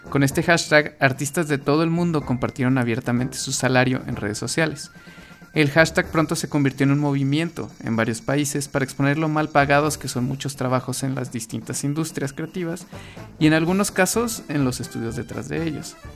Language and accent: Spanish; Mexico